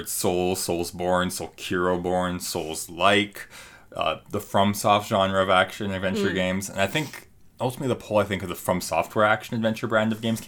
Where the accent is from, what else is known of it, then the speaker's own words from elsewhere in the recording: Canada; Maybe we can tell we're Canadian.